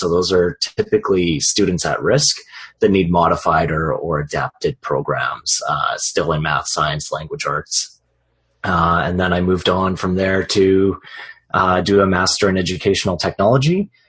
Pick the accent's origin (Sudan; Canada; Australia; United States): Canada; I'm the Canadian. I'm the token Canadian on this project, I guess.